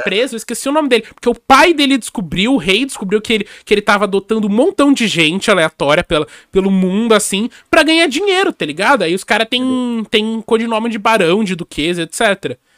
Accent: São Paulo, Brazil; eu nasci em São Paulo

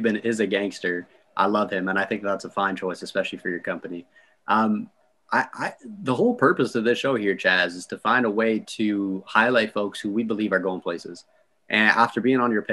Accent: Canada; I'm Canadian

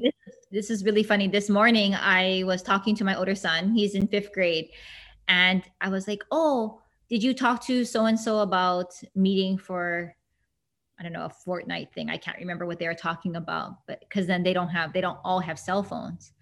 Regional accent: Hilo, Hawaii, United States; born or raised there

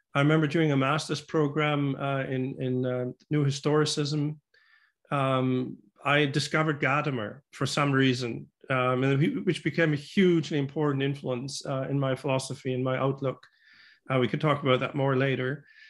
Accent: Germany; moved away as an adult; now in Vancouver, Canada; I grew up in Germany

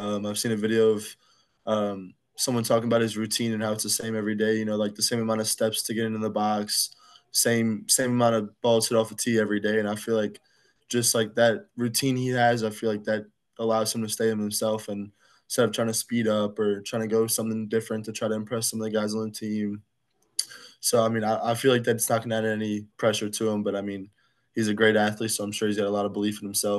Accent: Fort Polk, Louisiana, United States; also born or lived in Illinois / Kansas; So I was born in Illinois. I only lived there for probably less than a year. And then I moved to Kansas, had been there until I was about 5-ish. And then I moved to Fort Polk, Louisiana, and I've been there for about 15 years.

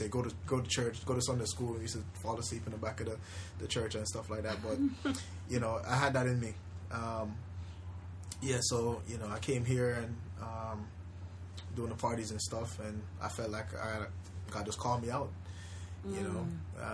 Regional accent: Spanish Town, Saint Catherine, Jamaica; now in United States; I grew up in, I would say, one of the roughest areas in Jamaica, Spanish Town.

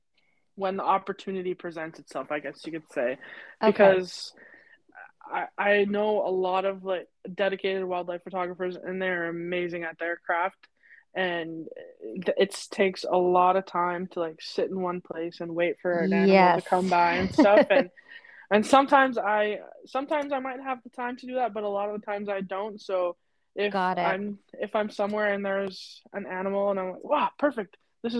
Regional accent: Comox Valley, British Columbia, Canada; in the Comox Valley, which is where I grew up

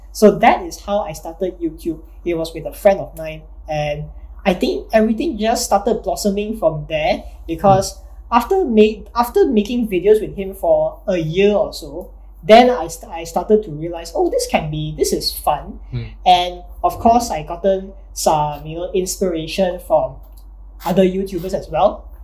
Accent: Malaysia; being a Malaysian

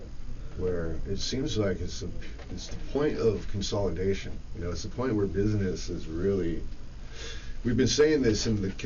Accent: Santa Cruz Mountains, California, United States; we're both from the Santa Cruz Mountains

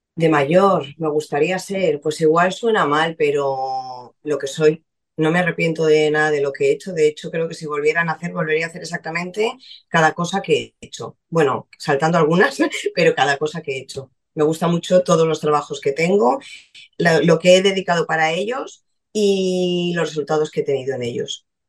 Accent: Valencia, Valencian Community, Spain; Nací en Valencia en enero

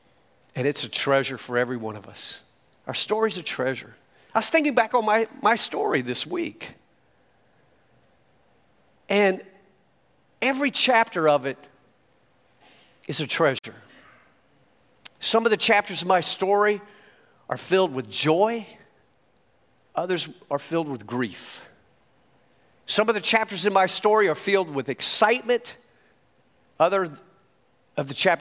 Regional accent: York, South Carolina, United States; now in Miami, United States; I was born in York, South Carolina, to an abandoned mother

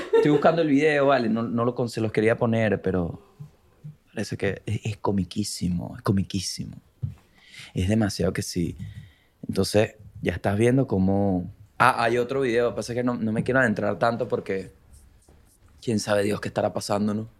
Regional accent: Vargas, La Guaira, Venezuela; moved away; soy de Vargas

